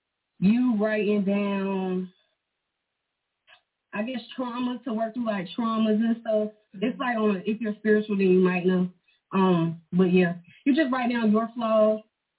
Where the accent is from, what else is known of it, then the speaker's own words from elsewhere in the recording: North Carolina, United States; I am from North Carolina. The country part, though. Usually when I say that, people be like, Charlotte? No, it's the country.